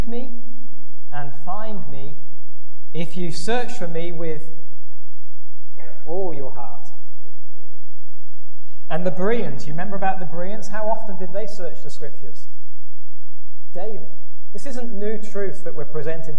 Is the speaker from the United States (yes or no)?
no; England, United Kingdom; moved away; we're from England, so we play soccer over there, not football